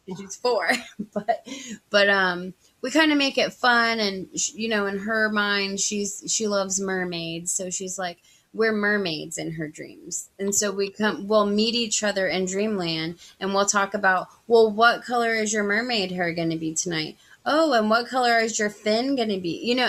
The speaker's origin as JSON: {"language": "English", "region": "California", "country": "United States", "tie": "born there", "said": "I was born in California and my dad's side, they're all still over there."}